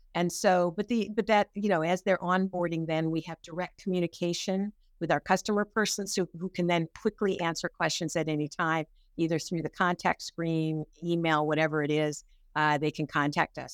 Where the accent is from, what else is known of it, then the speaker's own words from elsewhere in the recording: Pasadena, California, United States; I grew up in Pasadena